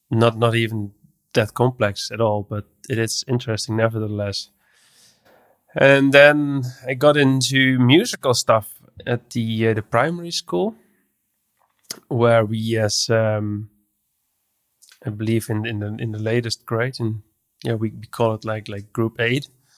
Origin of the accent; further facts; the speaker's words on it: Netherlands; English is a second language; I'm from the Netherlands. I'm an audio developer.